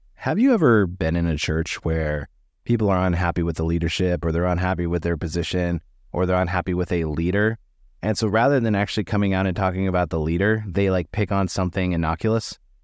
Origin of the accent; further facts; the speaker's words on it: United States; American Christians